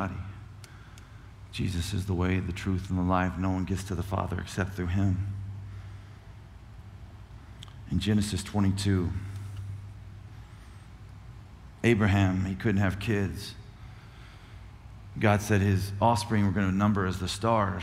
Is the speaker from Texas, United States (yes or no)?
yes; Cuero, Texas, United States; I'm a chump from Cuero, Texas.